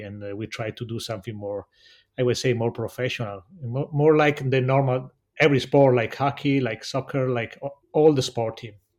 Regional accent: Cortina d'Ampezzo, Veneto, Italy; English is a second language; I come from Cortina d'Ampezzo

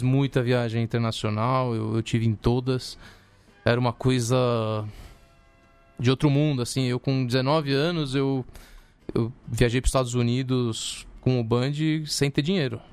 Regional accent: Brazil; also born or lived in Tucumán, Argentina; vim pro Brasil com 4 anos

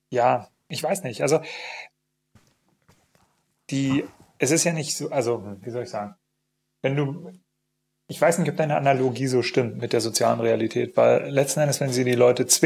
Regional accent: East Germany, Germany; Ich komme aus dem Osten. Ähm, Entschuldigung, ich komme auch aus dem Osten.

